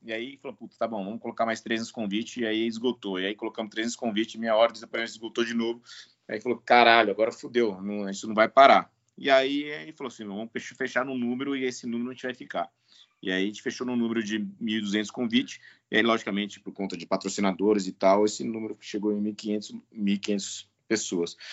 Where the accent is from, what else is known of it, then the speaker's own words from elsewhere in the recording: Bebedouro, São Paulo, Brazil; Eu sou natural de Bebedouro, ali da região de, de Barretos. Nasci e vivi na roça até meus 25 anos